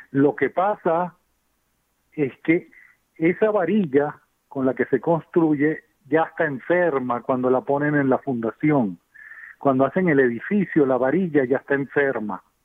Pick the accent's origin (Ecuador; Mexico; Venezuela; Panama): Venezuela; moved away as an adult; also born or lived in Germany; now in United States; yo soy de Venezuela y estudié en Alemania